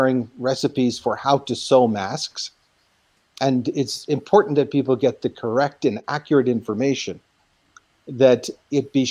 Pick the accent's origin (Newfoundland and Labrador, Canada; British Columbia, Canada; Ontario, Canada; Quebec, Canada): Ontario, Canada; Guelph; now in Nairobi, Kenya; In my home community of Guelph, Ontario